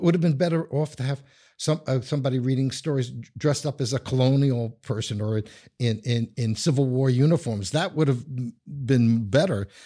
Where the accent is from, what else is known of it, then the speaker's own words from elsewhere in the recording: New York, United States; accent: New York; moved away; I'm originally from New York, as anyone who knows accents would know.